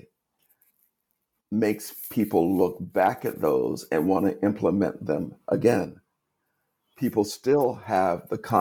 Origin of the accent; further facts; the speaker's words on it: the Jim Crow South, United States; I was born in segregation in the Jim Crow South